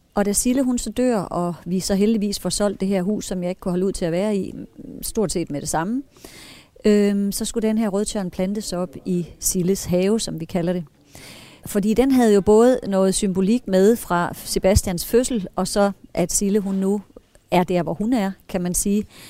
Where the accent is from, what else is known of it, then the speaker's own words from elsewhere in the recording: Brovst, North Denmark Region, Denmark; Jeg er født i Brost